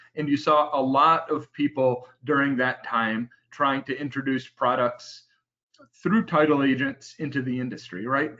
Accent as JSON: {"language": "English", "region": "New England", "country": "United States", "tie": "born or raised there", "said": "I grew up in New England around a family owned title company"}